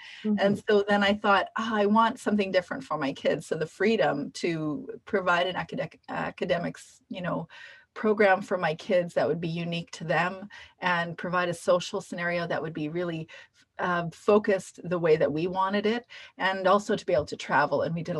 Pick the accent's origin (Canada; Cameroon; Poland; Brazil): Canada; Ironically, American history was a big one as a Canadian.